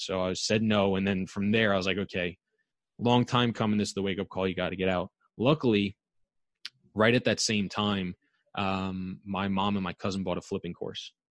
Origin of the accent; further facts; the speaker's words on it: New York, United States; also born or lived in Massachusetts; I'm from New York, born and raised, went to school in Long Island